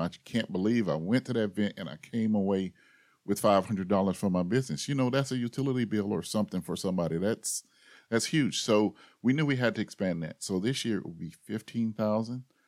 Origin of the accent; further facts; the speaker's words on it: Tallahassee, Florida, United States; I grew up here in Tallahassee